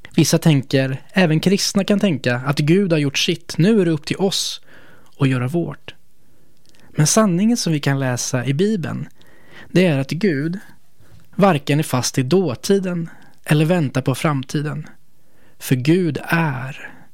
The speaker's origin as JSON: {"language": "Swedish", "country": "Sweden", "said": "vi som svenskar"}